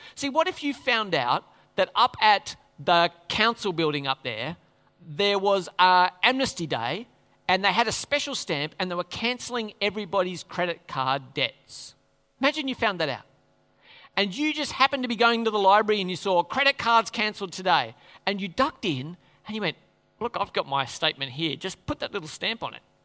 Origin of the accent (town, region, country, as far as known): Australia